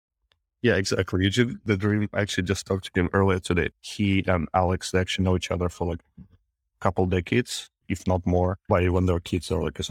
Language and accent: English; Minsk, Belarus; now in San Francisco, United States; Yeah, I'm from Minsk, from Belarus. I've been to Kharkiv once, just passing by.